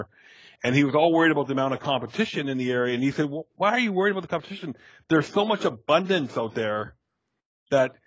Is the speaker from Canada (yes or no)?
yes; Canada; moved away as an adult; also born or lived in Buffalo area; now in United States; being a Canadian that just moved to the U.S.